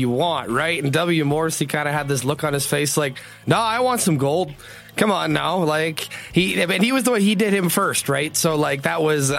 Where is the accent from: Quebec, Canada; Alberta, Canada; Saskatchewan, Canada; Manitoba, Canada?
Manitoba, Canada; Winnipeg; moved away; I am actually going to be traveling to Winnipeg next week for the first time, to my hometown, first time in 5 years